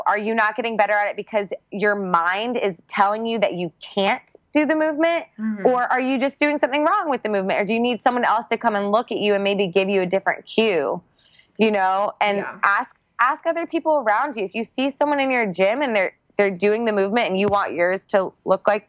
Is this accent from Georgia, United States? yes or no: yes; Georgia, United States; now in Puerto Rico; I grew up in Georgia